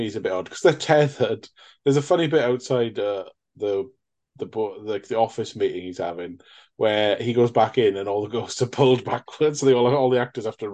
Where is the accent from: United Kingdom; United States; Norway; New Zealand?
United Kingdom; I'm a Brit